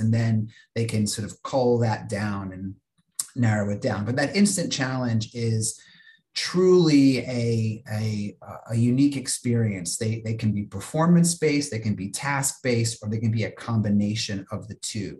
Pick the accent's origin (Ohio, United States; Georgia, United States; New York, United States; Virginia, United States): Virginia, United States; a regional tournament that was held uh, where I grew up in Virginia